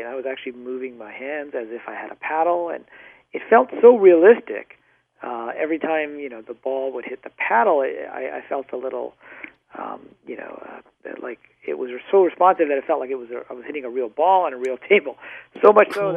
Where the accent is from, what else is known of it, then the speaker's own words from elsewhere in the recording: Michigan, United States; also born or lived in Pakistan / North Dakota; I grew up mostly in the Midwest, in Michigan and, of all places, North Dakota